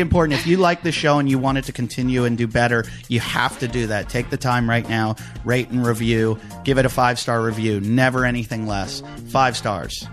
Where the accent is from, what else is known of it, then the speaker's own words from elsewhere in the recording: United States; also born or lived in United Kingdom / Australia; as an American